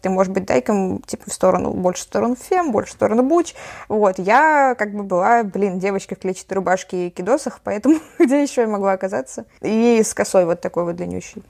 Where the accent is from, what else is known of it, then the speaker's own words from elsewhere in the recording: Saint Petersburg, Russia; also born or lived in Kiel, Germany; я э, с пяти лет живу в Питере, вот. А до этого я жила в Германии